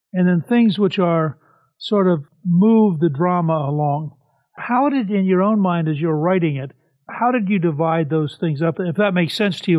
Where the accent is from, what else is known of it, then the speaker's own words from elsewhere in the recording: Harrisburg, Pennsylvania, United States; I was born in Harrisburg.